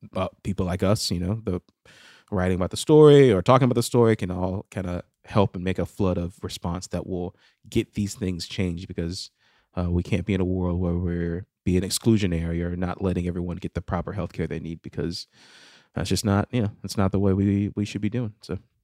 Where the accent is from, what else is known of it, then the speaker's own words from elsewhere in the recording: United States; I'm American